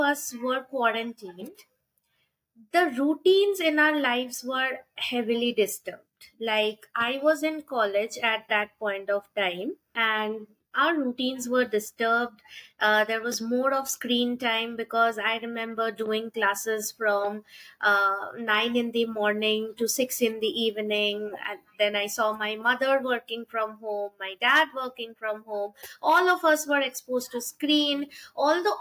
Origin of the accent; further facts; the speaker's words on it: India; now in Delhi, India; from India. Currently, I'm residing in Delhi. I have just shifted here